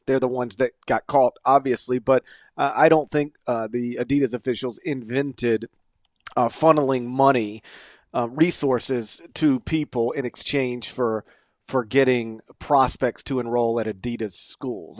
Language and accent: English; suburb of Memphis, North Mississippi, United States; I grew up in North Mississippi, uh, a suburb of Memphis